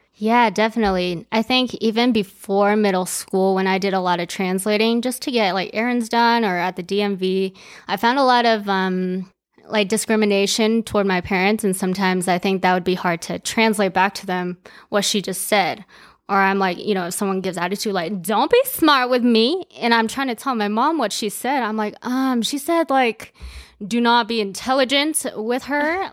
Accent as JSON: {"language": "English", "town": "Aurora", "region": "Colorado", "country": "United States", "tie": "born or raised there", "also_born_or_lived": "Japan / China", "second_language": "English", "said": "I grew up in Aurora, Colorado, also known as A Town"}